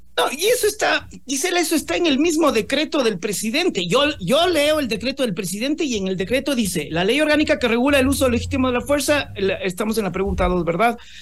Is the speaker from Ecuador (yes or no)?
yes; Ecuador; nosotros como ecuatorianos